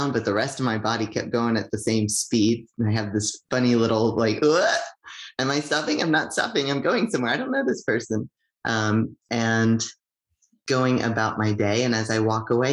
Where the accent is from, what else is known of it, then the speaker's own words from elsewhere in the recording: United States; now in Canada; I'm an immigrant from the United States